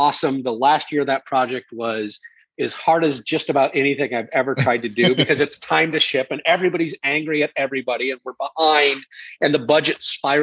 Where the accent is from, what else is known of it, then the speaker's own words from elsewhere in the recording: United States; moved away; also born or lived in London; my wife is American and I'm American